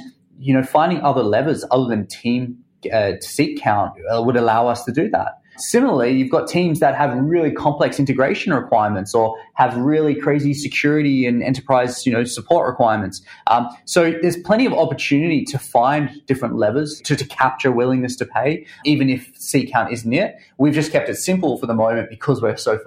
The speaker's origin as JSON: {"language": "English", "country": "Australia", "tie": "born or raised there", "moved": "as an adult", "lives_now": "San Francisco, United States", "said": "growing up in Australia."}